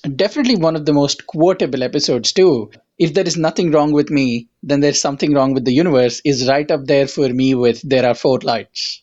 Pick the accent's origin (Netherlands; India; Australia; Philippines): India; now in United States; I'm an immigrant from India